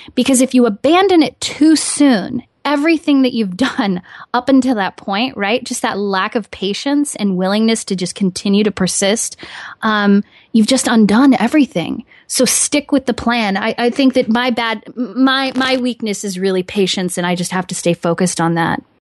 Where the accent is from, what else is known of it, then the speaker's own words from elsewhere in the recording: Midwest, United States; hometown, good old-fashioned, um, roots of the Midwest, hardworking people